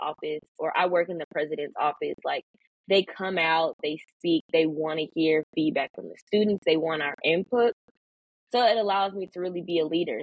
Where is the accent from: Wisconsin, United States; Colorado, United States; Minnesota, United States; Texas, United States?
Wisconsin, United States; Milwaukee; moved away as an adult; now in Kentucky, United States; I'm from Milwaukee, Wisconsin.